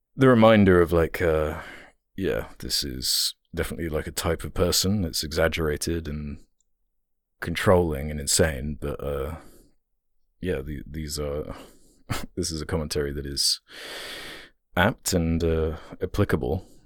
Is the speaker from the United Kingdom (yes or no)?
yes; United Kingdom; being British